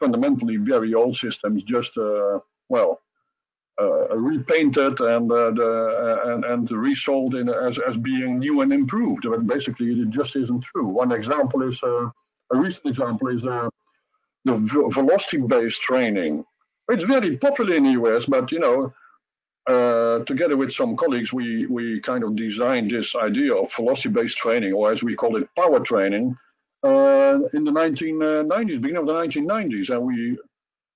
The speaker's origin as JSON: {"language": "English", "country": "Netherlands", "said": "coming from a third party country like Holland, we're not Russian, we're not American."}